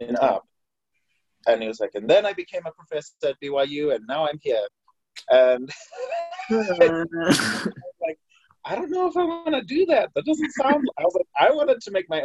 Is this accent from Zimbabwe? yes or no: yes; Harare, Zimbabwe; moved away as an adult; now in Utah, United States; I'm from Harare, Zimbabwe. I moved here in 2015